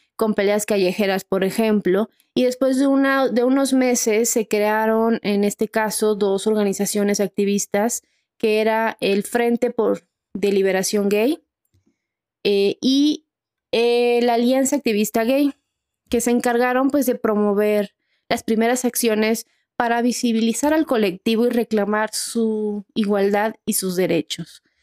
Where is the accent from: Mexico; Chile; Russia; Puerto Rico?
Mexico; nosotras, que somos mexicanas